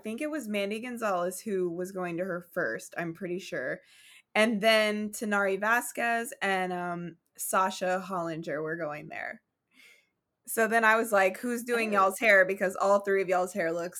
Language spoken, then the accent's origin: English; Oklahoma, United States; I grew up in Oklahoma